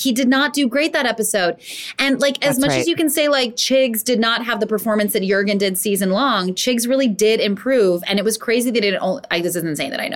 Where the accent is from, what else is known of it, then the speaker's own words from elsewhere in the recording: Los Angeles, California, United States; also born or lived in Canada; I grew up in L.A.